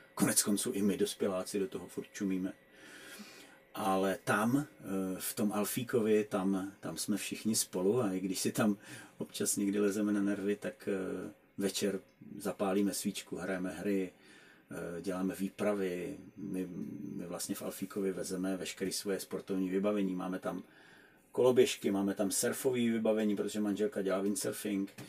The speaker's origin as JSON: {"language": "Czech", "country": "Czechia", "said": "u nás v Čechách"}